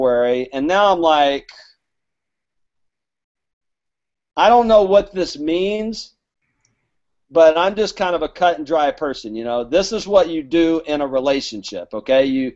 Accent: Alabama, United States; I'm from Alabama, so my grammar is not good

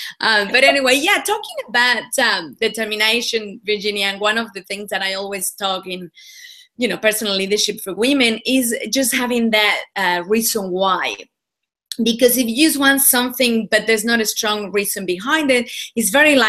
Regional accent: Mexico; now in Australia; Well, I'm originally from Mexico. I was born and bred over there. I've been in Australia for about 15 years, so the accent is all a little bit mixed now

